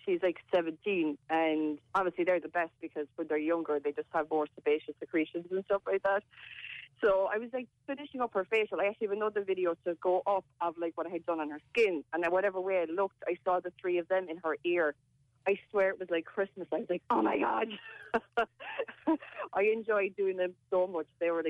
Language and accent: English; Macroom, Munster, Ireland; moved away; I'm from Macroom.